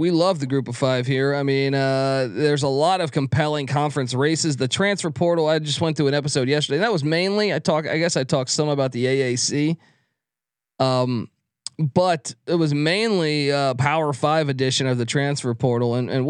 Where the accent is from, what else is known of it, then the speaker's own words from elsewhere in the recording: East Coast, United States; I grew up on the East Coast